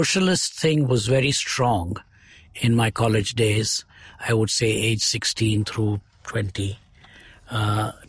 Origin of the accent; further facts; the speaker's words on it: Chennai, Tamil Nadu, India; also born or lived in Coimbatore; For more than 100 years now, over 120 years, we've been in Madras. So Madras is where I finished school and did my college